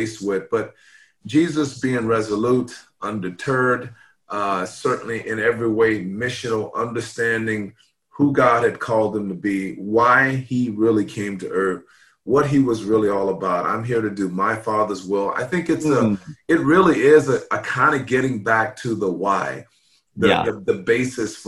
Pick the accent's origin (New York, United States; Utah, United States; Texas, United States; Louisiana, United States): Louisiana, United States; I grew up in Louisiana